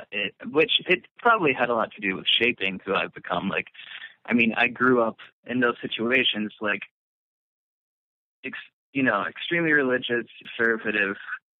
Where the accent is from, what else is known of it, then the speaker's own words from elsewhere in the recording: Alabama, United States; also born or lived in Atlanta, Georgia; Well, I was born in Atlanta, lived in a small town outside of Atlanta for like the first 5 years of my life. And then my family moved to Alabama, where I lived for like until I came back when I was like 17.